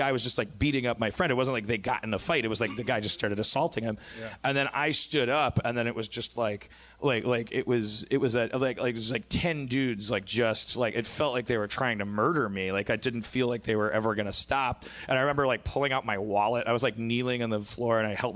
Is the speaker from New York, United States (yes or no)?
no; Brown Deer, Wisconsin, United States; my hometown of Brown Deer, Wisconsin